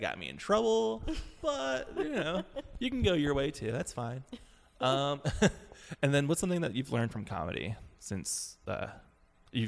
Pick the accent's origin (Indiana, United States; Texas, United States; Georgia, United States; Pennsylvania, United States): Pennsylvania, United States; Philadelphia; I'm from Philadelphia